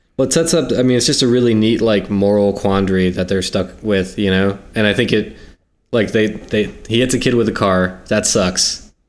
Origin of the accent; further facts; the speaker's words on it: South Carolina, United States; I grew up in South Carolina.